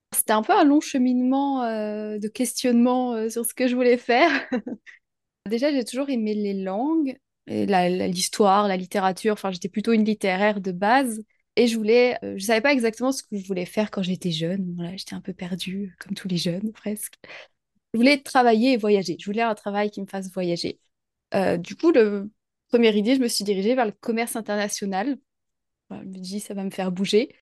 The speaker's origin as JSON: {"language": "French", "country": "France", "also_born_or_lived": "near Troyes, France", "said": "je suis française, je vis euh, en France, près de Troyes"}